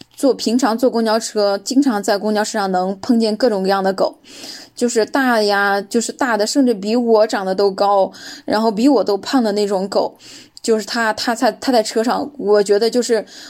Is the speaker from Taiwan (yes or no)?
no; China; 我说这不是我们中国的吗？